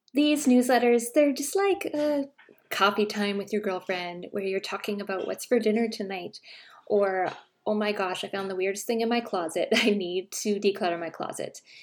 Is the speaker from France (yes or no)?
no; Canada; I'm Canadian